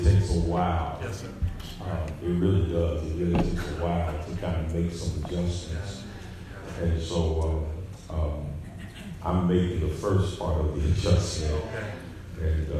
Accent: Dayton, Ohio, United States; moved away; My hometown is Dayton, Ohio. I have a sister there.

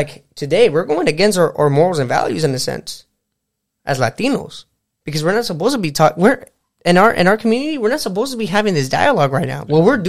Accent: United States; The problem with this country and most of our generation today, bro, is we forget that we're American.

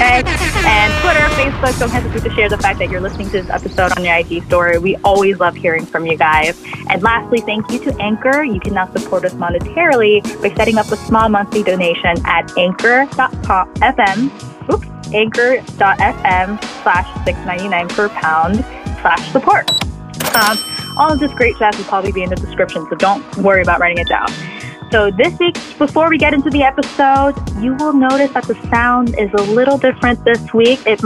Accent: Arcadia, California, United States; moved away as an adult; now in New York City, United States; We unknowingly grew up in the same neighborhood. Arcadia 626 represent

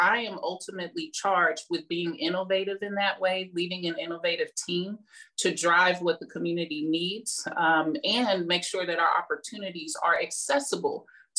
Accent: Midwest, United States; Well, I am really from the Midwest.

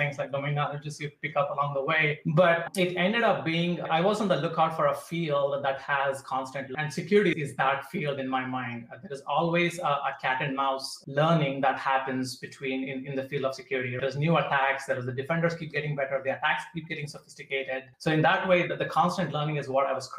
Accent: India; So I would say growing up in India

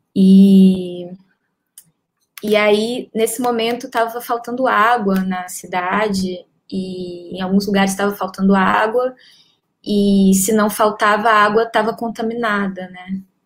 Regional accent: Ceará, Brazil; now in Rio de Janeiro, Brazil; eu sou cearense, eu moro há uns 18 anos aqui no Rio

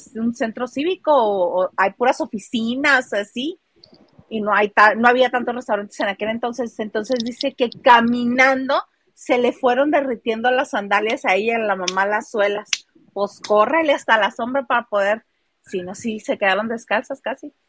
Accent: Mexicali, Baja California, Mexico; yo soy de Mexicali

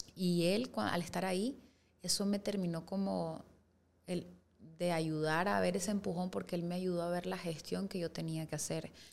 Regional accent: Costa Rica; moved away; yo nací en Costa Rica y nosotros vivíamos allá

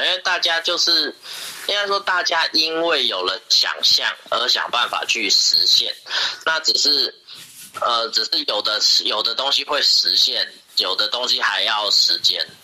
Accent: Taiwan; 我们台湾人的习惯就是，呃，我们有一种很惯性的亚洲人的习惯

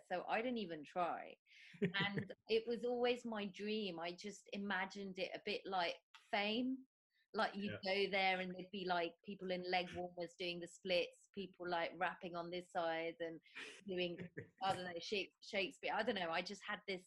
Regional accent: London, United Kingdom; now in Croydon, United Kingdom; I'm from Lewisham, Croydon. Yay. Now I'm Croydon.

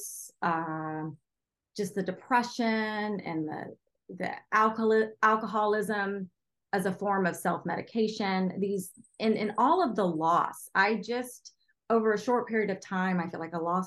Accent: Charleston, South Carolina, United States; my hometown of Charleston

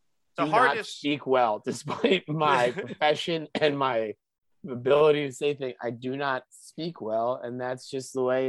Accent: Philadelphia, Pennsylvania, United States; I'm from Northeast Philly.

